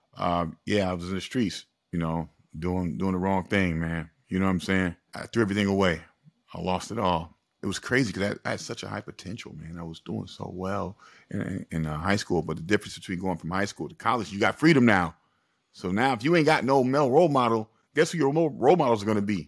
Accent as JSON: {"language": "English", "town": "Springfield", "country": "United States", "said": "I'm from Springfield, but I, I come from a low-income neighborhood"}